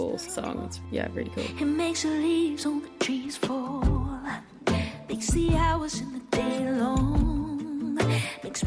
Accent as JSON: {"language": "English", "country": "Ireland", "moved": "yes", "lives_now": "Berlin, Germany", "said": "I am an Irish sound artist, currently based in Berlin"}